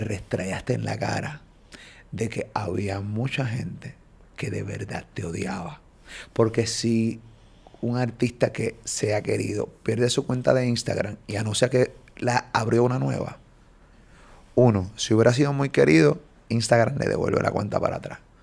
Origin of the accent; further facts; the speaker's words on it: Puerto Rico; de Puerto Rico